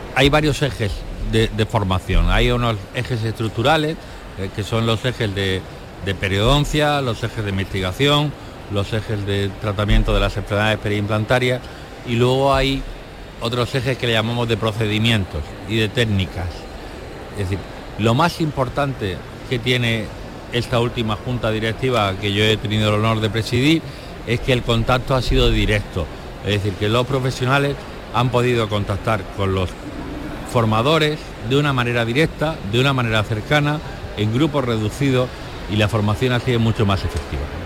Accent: Granada, Andalusia, Spain; now in Almería, Spain; yo que soy de Granada y vivo en Almería

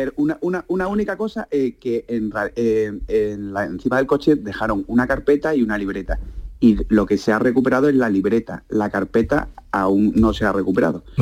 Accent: Málaga, Andalusia, Spain; yo soy de Málaga y estaba trabajando en Sevilla

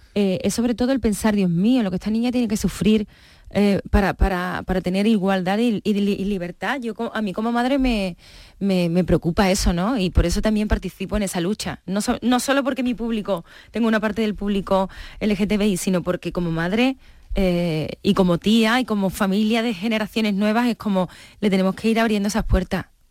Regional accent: Coria, Spain; Y menos en Coria. Fíjate, yo para mí, mi pueblo

